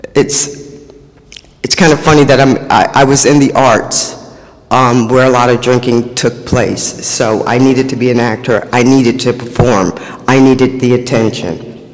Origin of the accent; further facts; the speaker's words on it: New York City, New York, United States; I was born and raised in Harlem, USA.